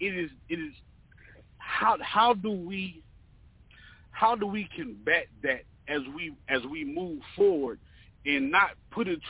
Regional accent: North Carolina, United States; also born or lived in the South; now in Atlanta, United States; I have been raised in the South. I was born in North Carolina

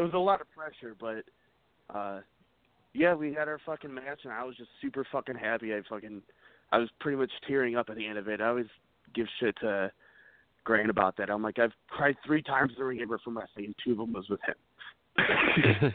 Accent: United States; moved away; I'm originally from the Quad Cities, which about three hours southwest of uh, Chicago

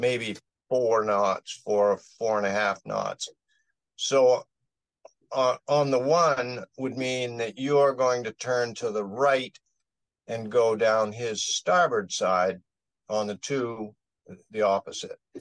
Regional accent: Maine, United States; We're from Maine

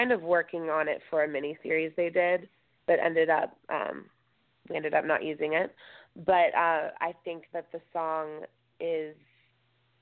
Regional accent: outside of LA near Malibu, Southern California, United States; I grew up in Southern California, like outside of LA and near Malibu

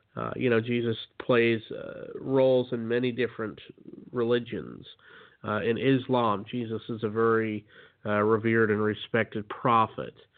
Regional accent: Utah, United States; I grew up in Utah, which is uh, you know the land of uh, Mormon country

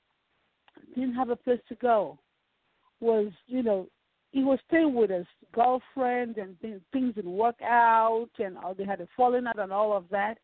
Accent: Nigeria; now in Dallas, United States; I'm from Nigeria. I have an accent.

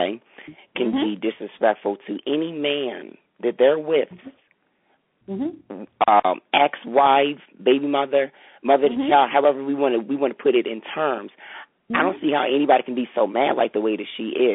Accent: Delaware, United States; I'm from Delaware

